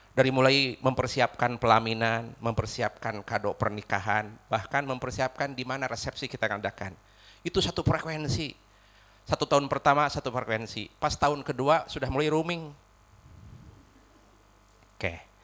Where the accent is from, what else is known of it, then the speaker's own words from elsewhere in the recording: West Java, Indonesia; accent: Sundanese; walaupun saya orang Sunda, rada kesel huruf F sama P teh.